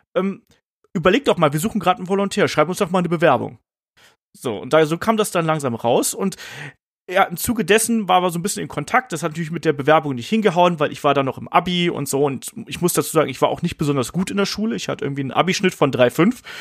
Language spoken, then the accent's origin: German; a village about 50 km from Cologne, western Germany, Germany; ich bin ja im Westen Deutschlands irgendwie groß geworden, auf dem Dorf